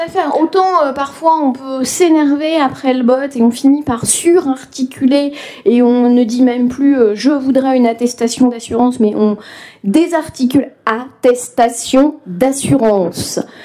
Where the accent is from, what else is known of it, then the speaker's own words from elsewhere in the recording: western France, France; moi qui suis né dans l'ouest de la France